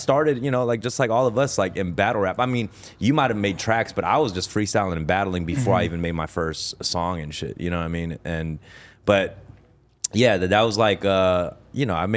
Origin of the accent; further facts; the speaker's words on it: Buenos Aires, Argentina; moved away; I was born in Argentina.